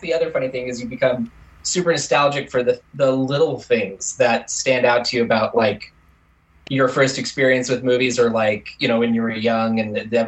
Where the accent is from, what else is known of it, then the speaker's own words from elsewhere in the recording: Tulsa, Oklahoma, United States; I was born in Tulsa, Oklahoma